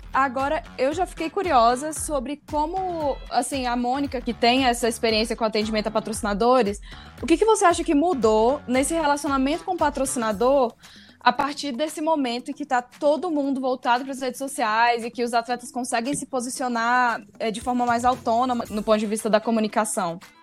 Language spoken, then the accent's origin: Portuguese; Brazil; como brasileiro